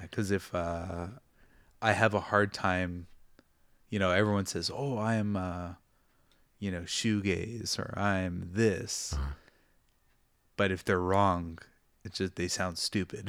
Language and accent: English; Toronto, Ontario, Canada; now in Japan; growing up in Toronto, you grow up with the different cultures.